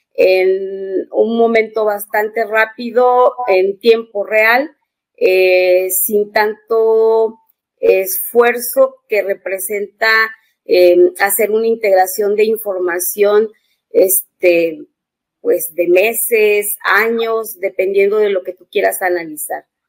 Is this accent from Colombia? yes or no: no; Mexico; also born or lived in San Luis Potosí; yo soy de México